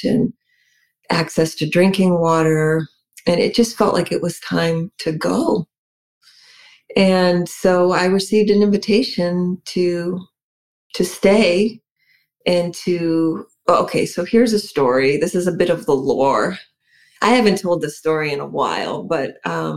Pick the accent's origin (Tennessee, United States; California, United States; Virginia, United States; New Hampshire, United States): New Hampshire, United States; also born or lived in San Francisco; now in Beverly, Massachusetts, United States; I'm from New Hampshire originally